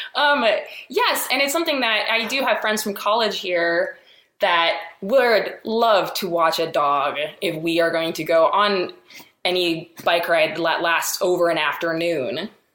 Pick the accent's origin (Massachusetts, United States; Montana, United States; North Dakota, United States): Montana, United States; I grew up in Montana